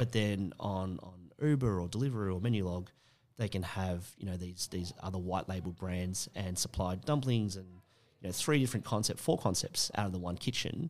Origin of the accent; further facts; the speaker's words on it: Australia; how we feel about being Australian now.